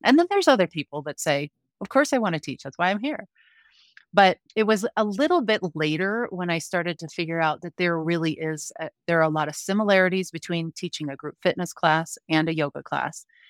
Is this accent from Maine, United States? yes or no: no; Denver, Colorado, United States; also born or lived in Park City, Utah / Grand Junction, Colorado; now in Frisco, United States; I grew up in the Denver metro area